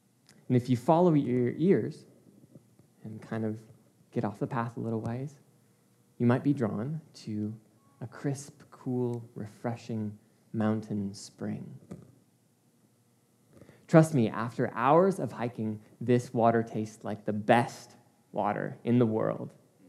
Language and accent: English; Czechia; now in Chicago, United States; Growing up in the Czech Republic, I have some of my fondest memories of growing up in the mountains, something I miss so much about living in Chicago. It's just flat.